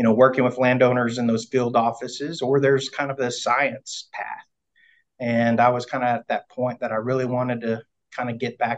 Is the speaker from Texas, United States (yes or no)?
yes; Lone, central Texas, United States; if you look on a map of Texas and you put a pin right in the dead center, it's where I grew up, a little bitty town called Lone.